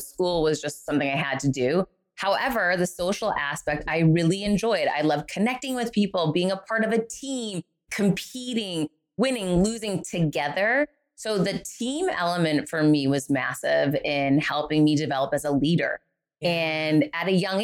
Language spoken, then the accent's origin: English; Worcester, Massachusetts, United States; moved away; I grew up in Worcester, Massachusetts, poor.